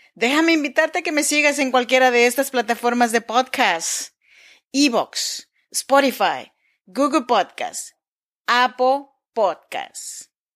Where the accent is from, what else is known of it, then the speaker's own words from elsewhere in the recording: Chinantla region, Oaxaca, Mexico; now in Sacramento, United States; Yo soy mexicana, oaxaqueña de la región chinanteca.